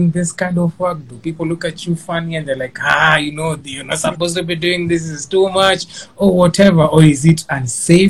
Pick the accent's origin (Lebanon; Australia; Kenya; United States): Kenya; even in an African household, being Kenyan